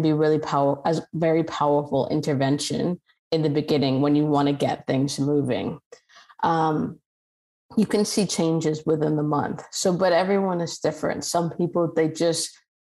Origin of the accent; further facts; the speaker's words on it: Mississauga, Ontario, Canada; I'm Canadian and I grew up in Mississauga